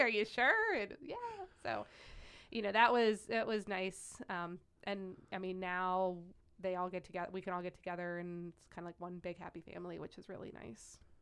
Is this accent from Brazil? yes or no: no; Wadsworth, Ohio, United States; also born or lived in Las Vegas, Nevada; I grew up in Wadsworth, Ohio